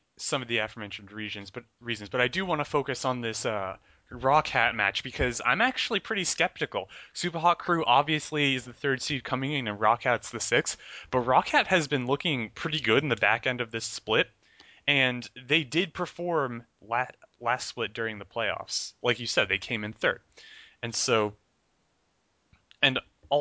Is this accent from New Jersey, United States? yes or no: yes; New Jersey, United States; I'm from Central Jersey